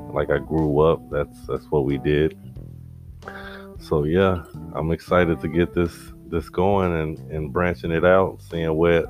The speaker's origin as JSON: {"language": "English", "town": "Chicago", "region": "Illinois", "country": "United States", "tie": "born or raised there", "said": "we are from the city of Chicago, the second city, Chicago, Illinois, aka Chi-Town, BKA Chi-Rack. I grew up on the West Side"}